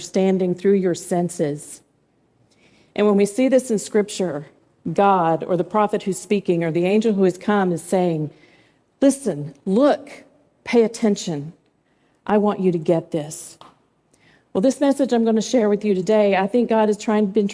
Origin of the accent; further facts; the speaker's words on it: Swannanoa, North Carolina, United States; moved away; Swannanoa, North Carolina. That happens to be my hometown where I grew up